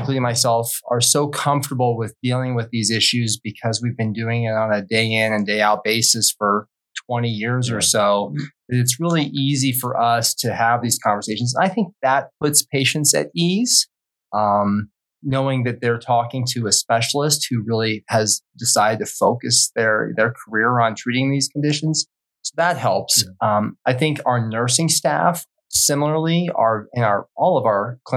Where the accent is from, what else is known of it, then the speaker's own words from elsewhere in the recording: Wyoming, United States; moved away as an adult; also born or lived in Colorado Springs, Colorado / Philadelphia, Pennsylvania / San Antonio, Texas; now in Treasure Valley, Idaho, United States; I grew up in Wyoming